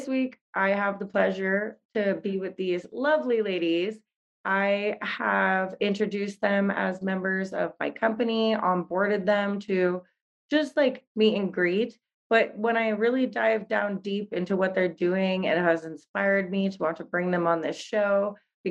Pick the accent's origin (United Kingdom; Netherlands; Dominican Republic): Netherlands; I grew up in the Netherlands